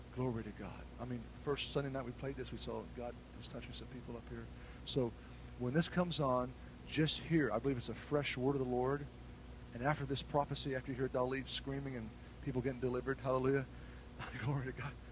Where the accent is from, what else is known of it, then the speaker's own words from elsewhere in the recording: United States; I'm an American citizen